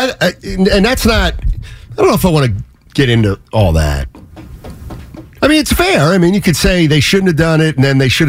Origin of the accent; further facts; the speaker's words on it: Reading, Pennsylvania, United States; I'm from Reading, Pennsylvania.